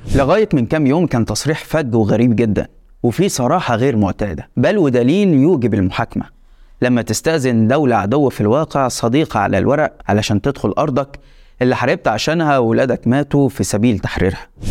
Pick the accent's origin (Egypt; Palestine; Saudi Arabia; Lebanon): Egypt; عندنا في مصر